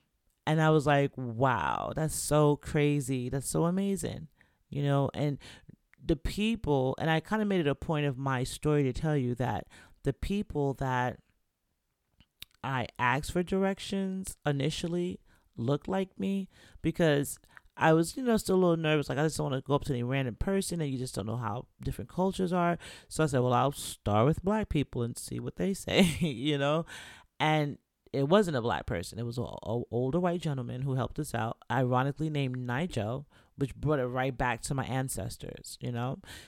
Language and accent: English; Florida, United States; Where did you hear we were from Florida? You know, I didn't tell anyone I was from Florida.